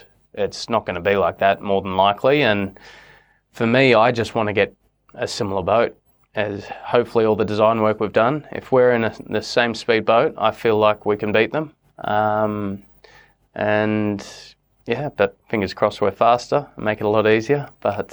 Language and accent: English; Australia; I'm an Australian and an American US citizen. I proudly represent both countries. My mum's 100% American